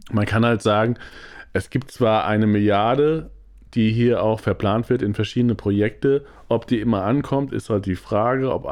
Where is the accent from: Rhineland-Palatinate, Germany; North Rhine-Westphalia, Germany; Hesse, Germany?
Hesse, Germany; weil früher war Frankfurt halt echt krass wichtig und ich komme ja aus der Nähe von Frankfurt